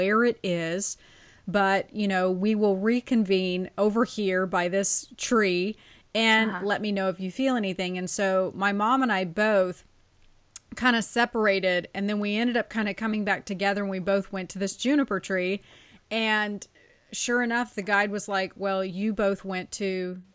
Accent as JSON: {"language": "English", "region": "Arizona", "country": "United States", "tie": "born or raised there", "moved": "yes", "said": "I lived in Arizona for a better part of my childhood"}